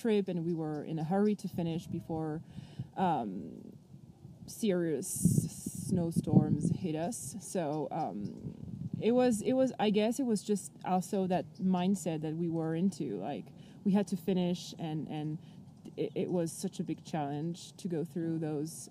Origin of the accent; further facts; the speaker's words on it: Paris, Île-de-France, France; So I am from France. I lived in Paris almost my whole life